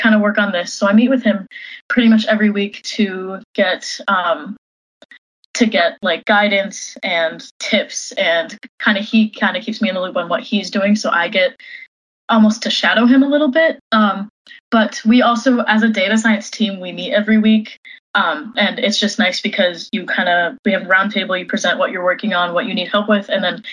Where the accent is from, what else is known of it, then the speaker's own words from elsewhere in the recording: Washington, United States; moved away as an adult; also born or lived in Madison, Wisconsin; I grew up in Washington for the most part